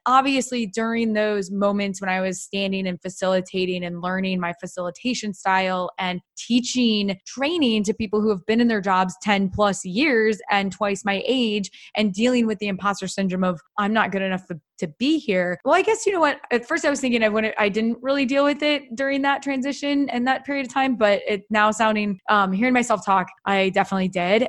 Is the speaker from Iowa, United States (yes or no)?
yes; Iowa, United States; I'm originally from Iowa.